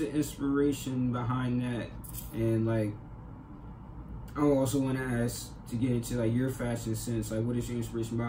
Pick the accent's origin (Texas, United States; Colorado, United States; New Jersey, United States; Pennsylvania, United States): New Jersey, United States; because I'm from Jersey.